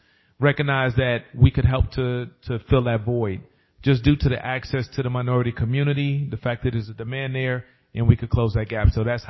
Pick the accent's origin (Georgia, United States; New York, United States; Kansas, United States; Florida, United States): New York, United States; New York City; also born or lived in Tuskegee, Alabama; now in Columbus, United States; So born and raised in the city. So I was born and raised in Spanish Harlem.